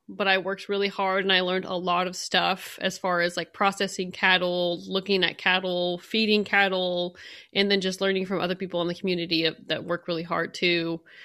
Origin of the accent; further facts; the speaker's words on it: San Joaquin Valley, California, United States; moved away; I am from California, from the San Joaquin Valley